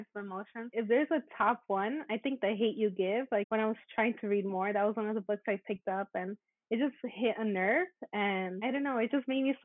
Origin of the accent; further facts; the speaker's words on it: United States; I'm Mexican American